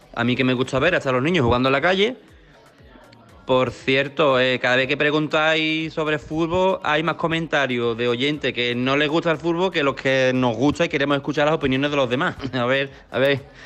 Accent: Coria, Spain; yo soy de Coria

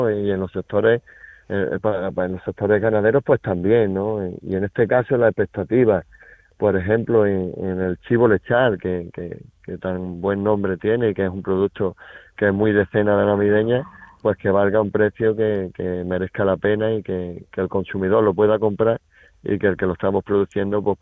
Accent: Sedella, Andalusia, Spain; Mira, yo estoy en la comarca de la Sarquía y mi pueblo es Sedella. Yo allí es donde tengo mi casa, mi familia y mi explotación. De allí soy y allí y allí estoy.

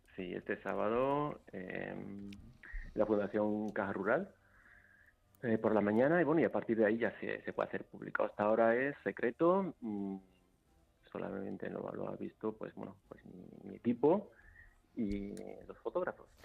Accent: Seville, Andalusia, Spain; moved away; mi tierra. De hecho, 27 mm, eh, años sin exponer en Sevilla

